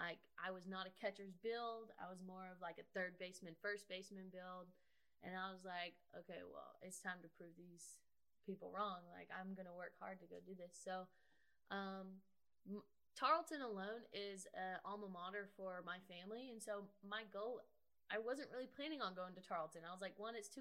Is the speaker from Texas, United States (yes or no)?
yes; Joshua, Texas, United States; I'm from Joshua, Texas, which is about an hour from Stephenville, closer to the Fort Worth area